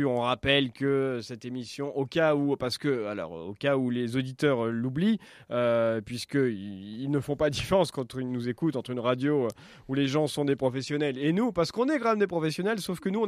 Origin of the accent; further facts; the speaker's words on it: Auvergne-Rhône-Alpes, France; j'ai passé une partie de mon enfance dans le Puy-de-Dôme.